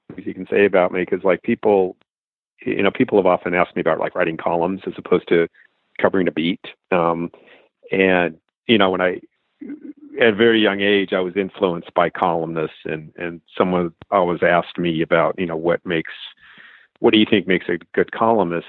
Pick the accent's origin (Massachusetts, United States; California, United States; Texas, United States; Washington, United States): California, United States; Los Angeles; moved away; I grew up in Los Angeles